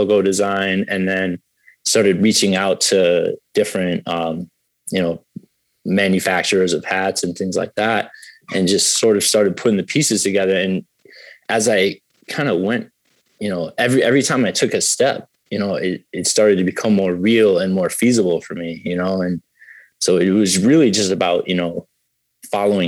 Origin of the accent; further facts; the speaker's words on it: Springfield, Massachusetts, United States; I was raised in Springfield, so I'm from a city